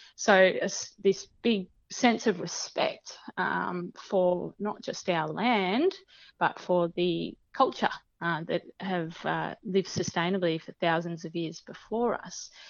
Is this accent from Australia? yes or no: yes; Dandenong Ranges, Victoria, Australia; moved away as an adult; now in Broome, Australia; I also grew up in Victoria. Um, so I uh, grew up in the patch in the in the Dandenong Ranges